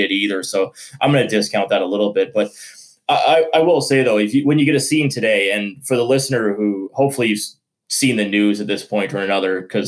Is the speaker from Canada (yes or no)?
yes; Canada; we're Canadian